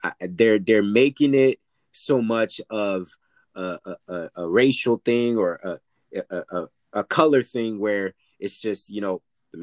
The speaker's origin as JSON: {"language": "English", "town": "Orlando", "region": "Florida", "country": "United States", "tie": "born or raised there", "said": "my hometown in Orlando"}